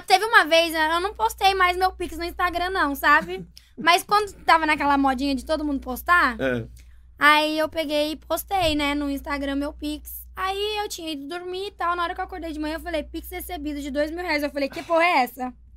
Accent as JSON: {"language": "Portuguese", "country": "Brazil", "said": "o pessoal lá da minha cidade, lá de Porto de Caldas"}